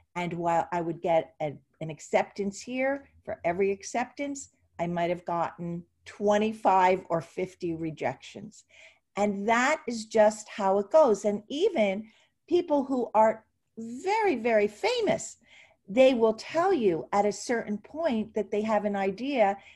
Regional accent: Ventnor City, New Jersey, United States; grew up in Atlantic City, and actually Ventnor

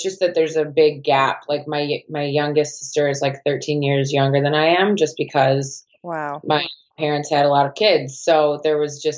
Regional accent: Milwaukee, Wisconsin, United States; accent: American Wisconsin; moved away as an adult; also born or lived in Melbourne, Australia; now in Los Angeles, United States; I grew up in Milwaukee.

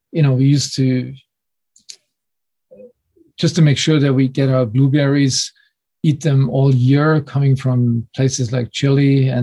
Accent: Munich, Bavaria, Germany; English is a second language; growing up in Munich in southern Germany, this was certainly not the place for known for its healthiest diet

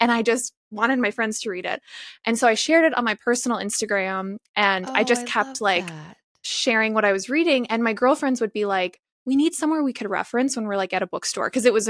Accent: Chicago, Illinois, United States; moved away as an adult; also born or lived in Raleigh, North Carolina / San Francisco, California; I lived in Raleigh, North Carolina, and then San Francisco. So I feel like I've always, yeah. I mean, I'm from Chicago.

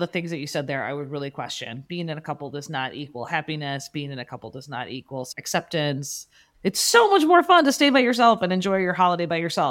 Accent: Chicago, Illinois, United States; As a Chicagoan, I thought it was a cold weather thing.

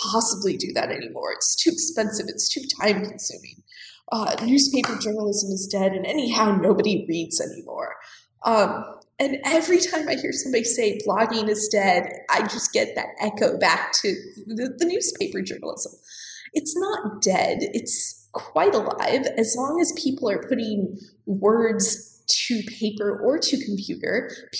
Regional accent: Colorado, United States; moved away as an adult; also born or lived in Tulsa, Oklahoma; I grew up in Colorado, and I grew up in a family that is almost entirely entrepreneurs

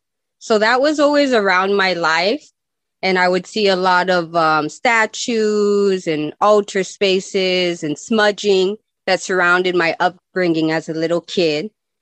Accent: Nogales, Arizona, United States; And I grew up in Nogales, and I lived in both places, in Nogales, Mexico, and I lived in Nogales, Arizona.

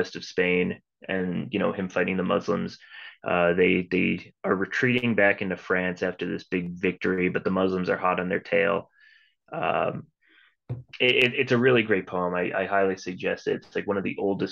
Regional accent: New Jersey, United States; I grew up in New Jersey

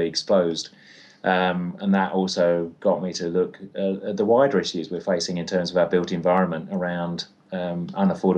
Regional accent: London, United Kingdom; now in Christchurch, New Zealand; I grew up in London

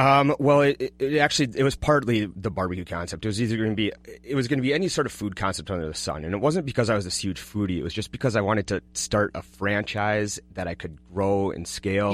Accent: Golden Valley, Minnesota, United States; also born or lived in Kansas; I grew up, uh, in Golden Valley

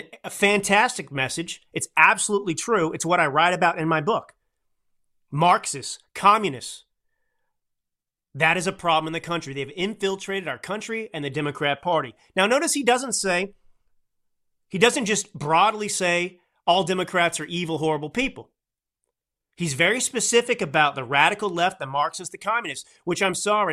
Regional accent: Texas, United States; accent: drawl; I grew up in Texas with kind of a drawl

